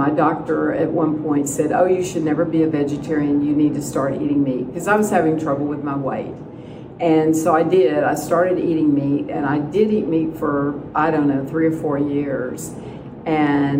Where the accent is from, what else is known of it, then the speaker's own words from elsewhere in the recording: Dallas, Texas, United States; now in Carlsbad, United States; I'm originally from Dallas, but I live in Carlsbad, New Mexico